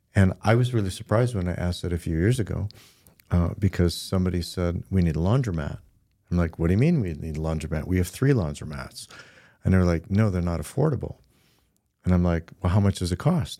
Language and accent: English; Midland, Michigan, United States; I'm not from Grand Rapids, we're from Midland